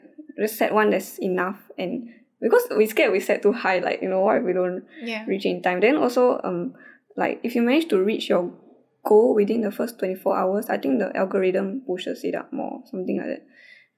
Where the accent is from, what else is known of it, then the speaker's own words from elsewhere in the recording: Singapore; we are from Singapore.